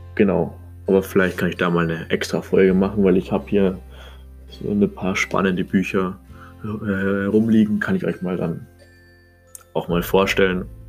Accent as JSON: {"language": "German", "area": "Munich area", "region": "Bavaria", "country": "Germany", "said": "Ich komme aus München, Umgebung"}